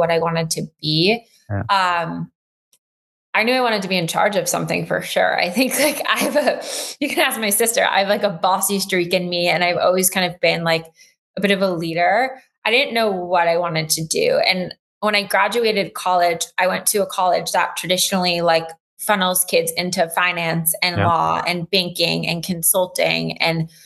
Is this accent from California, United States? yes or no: yes; Los Angeles, California, United States; moved away as an adult; also born or lived in Durham, North Carolina; now in New York City, United States; I grew up